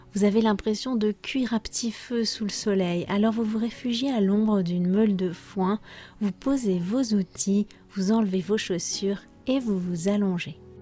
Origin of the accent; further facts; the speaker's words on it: France; je suis française